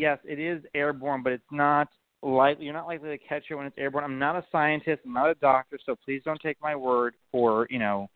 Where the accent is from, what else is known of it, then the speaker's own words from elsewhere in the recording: United States; I'm an American